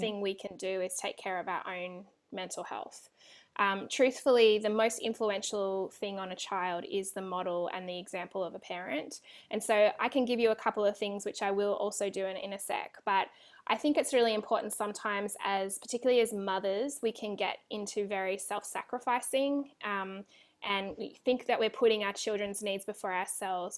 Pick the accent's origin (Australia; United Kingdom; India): Australia; moved away as an adult; now in California, United States; I'm Australian